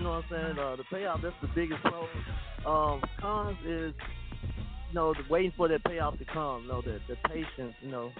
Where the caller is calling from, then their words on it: Memphis, Tennessee, United States; Hey, this is your boy … calling from Memphis, Tennessee.